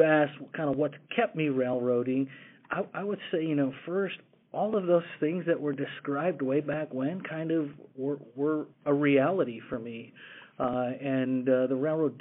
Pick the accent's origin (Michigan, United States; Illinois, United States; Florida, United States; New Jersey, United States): Illinois, United States; Schaumburg; moved away as an adult; now in Dallas-Fort Worth, United States; I grew up in the Chicago area, Schaumburg, Illinois, to be more specific. Spent grade through high school in Schaumburg.